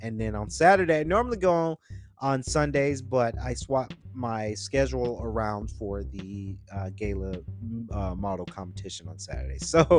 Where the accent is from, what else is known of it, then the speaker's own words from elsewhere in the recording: the South, United States; I'm sorry, I'm from the South, so we say cooler.